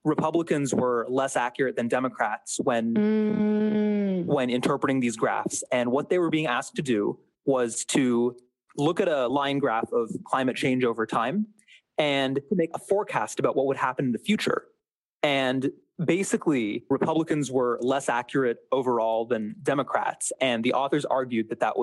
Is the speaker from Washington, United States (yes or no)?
yes; Seattle, Washington, United States; I'm from Seattle, Washington